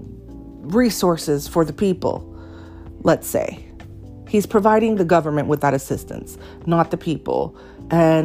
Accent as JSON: {"language": "English", "town": "Miami", "region": "Florida", "country": "United States", "tie": "born or raised there", "said": "I was born and raised in Miami, but I am a first-generation American"}